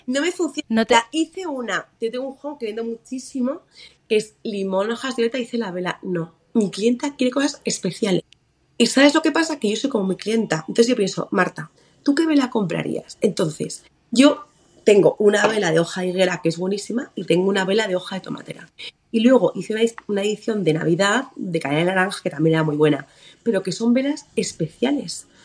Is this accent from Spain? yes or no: yes; Mallorca, Balearic Islands, Spain; now in Madrid, Spain; yo soy mallorquina